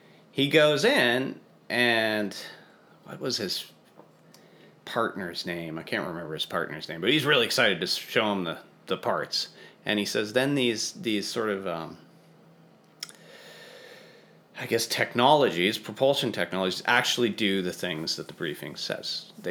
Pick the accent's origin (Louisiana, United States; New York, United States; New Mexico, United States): New Mexico, United States; Santa Fe; I grew up in outside of Santa Fe, so it's kind of my neck of the woods